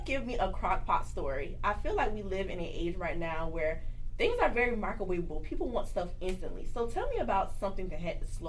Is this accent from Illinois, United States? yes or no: no; Kingstree, South Carolina, United States; I'm from King Street, South Carolina, which is a very country small town. And I come from a family that cooks very well.